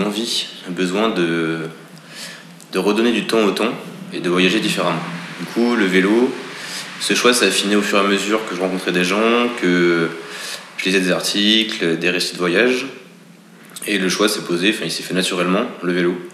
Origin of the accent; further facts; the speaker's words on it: France; je suis français